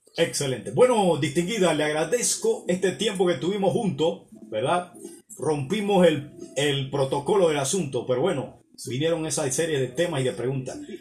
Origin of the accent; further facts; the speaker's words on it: Panama; mis conciudadanos panameños